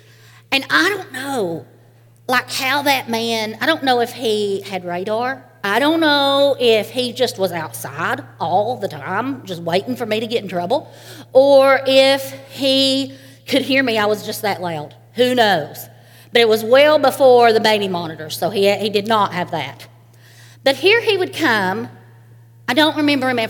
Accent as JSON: {"language": "English", "region": "Eastern Kentucky", "country": "United States", "tie": "born or raised there", "said": "I am from Eastern Kentucky, a holler. And where I'm from, it's quite normal to live next door to your grandparents"}